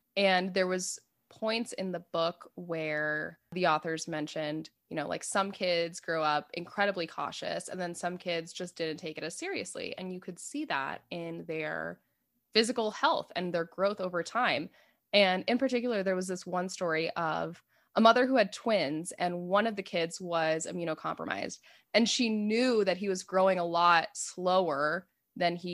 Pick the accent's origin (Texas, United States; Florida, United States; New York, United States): Florida, United States; South; moved away; I grew up in South Florida and I did not grow up drinking tap water ever